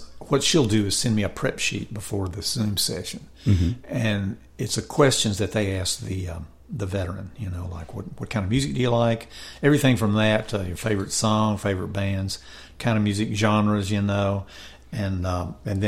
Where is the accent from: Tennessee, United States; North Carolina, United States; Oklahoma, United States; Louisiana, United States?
Tennessee, United States; Memphis; I grew up in Memphis, and so before I started writing songs, I was playing guitar in bands over there